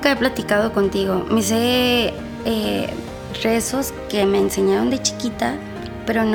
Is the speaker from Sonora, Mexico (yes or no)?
no; Morelia, Michoacán, Mexico; now in Monterrey, Mexico; soy de Morelia, pero vivo en Monterrey hace cinco años.